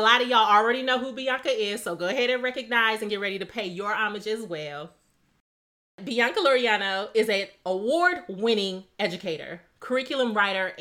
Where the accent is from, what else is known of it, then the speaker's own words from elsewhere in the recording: Midwest, United States; growing up in the Midwest